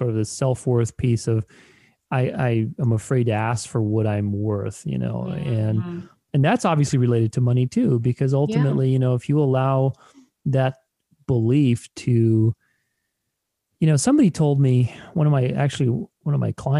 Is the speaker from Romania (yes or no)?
yes; Romania; I'm Romanian, I'm Eastern European, I was born in Romania